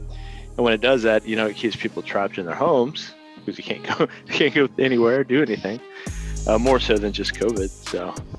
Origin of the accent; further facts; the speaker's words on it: Midwest, United States; at least where I grew up in the Midwest.